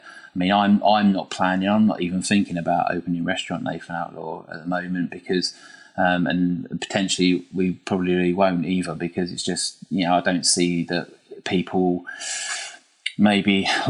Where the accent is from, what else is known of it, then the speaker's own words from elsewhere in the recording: United Kingdom; I think I see myself as lucky as being British and being able to live in Britain